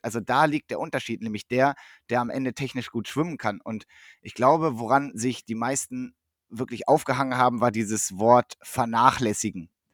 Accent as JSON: {"language": "German", "region": "Northern Germany", "country": "Germany", "moved": "yes", "lives_now": "Essen, Germany", "said": "als Norddeutscher"}